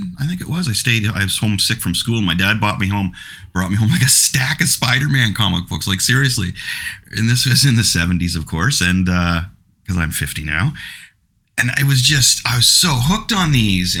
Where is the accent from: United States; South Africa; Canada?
Canada; I'm Canadian